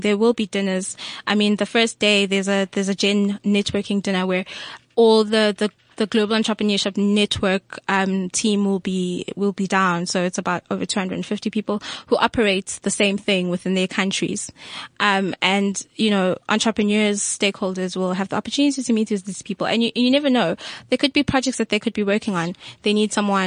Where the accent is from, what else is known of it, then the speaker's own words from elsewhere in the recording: Tanzania; I'm Tanzanian